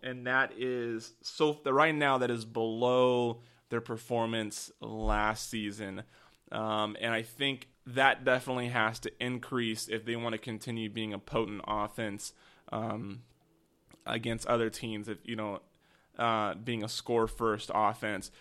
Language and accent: English; the Northwest, Pacific Northwest, United States; I am from the Northwest